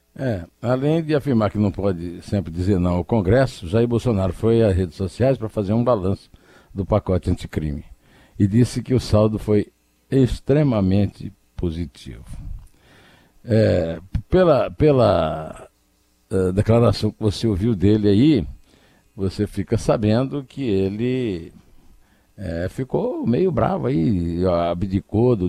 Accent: Campina Grande, Paraíba, Brazil; lá na minha cidade, lá em Campina Grande

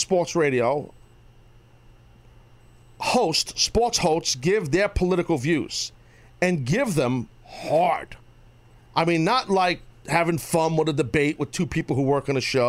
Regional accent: United States; as an American.

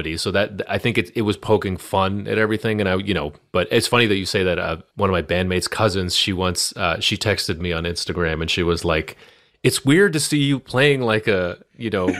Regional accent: Boston, Massachusetts, United States; We grew up together here in Boston

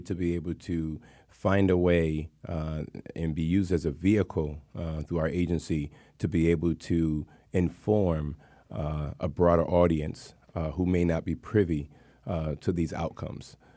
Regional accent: Hartford, Connecticut, United States; born and raised in Hartford, Connecticut

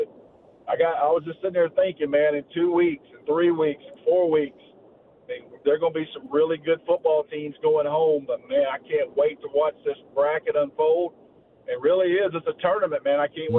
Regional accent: Northwest Georgia, United States; I'm from Northwest Georgia

